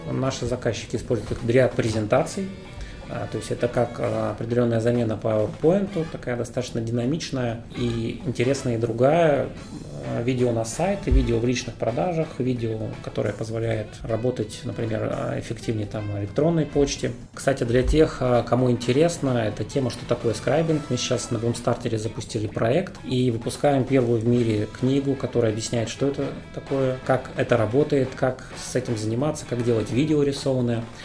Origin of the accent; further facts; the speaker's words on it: Omsk, Omsk Oblast, Russia; moved away as an adult; now in Moscow, Russia; Сам я из Омска, родился, учился